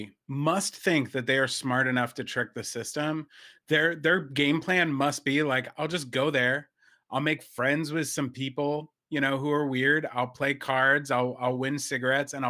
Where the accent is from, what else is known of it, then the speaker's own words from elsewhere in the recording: New Jersey, United States; where I grew up in New Jersey